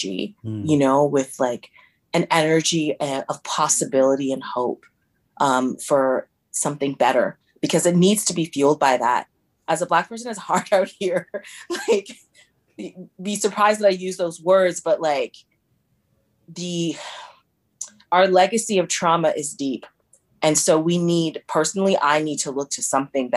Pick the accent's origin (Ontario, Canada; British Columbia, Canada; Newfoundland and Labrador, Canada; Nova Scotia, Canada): Ontario, Canada; Toronto; also born or lived in Windsor; I was born in Toronto, but I grew up mainly in Rexdale